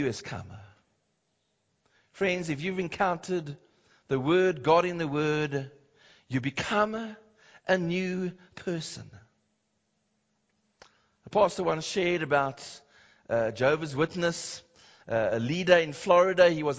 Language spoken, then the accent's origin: English; Cape Town, Western Cape, South Africa; I remember growing up in Cape Town